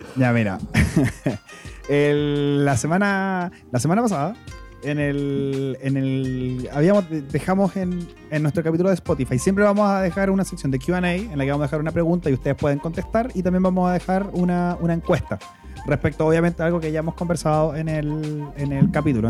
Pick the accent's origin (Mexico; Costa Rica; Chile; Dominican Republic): Chile; me encanta ser chileno